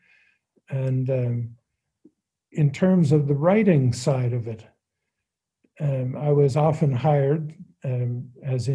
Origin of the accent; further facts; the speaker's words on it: Hamilton, Ontario, Canada; growing up in Hamilton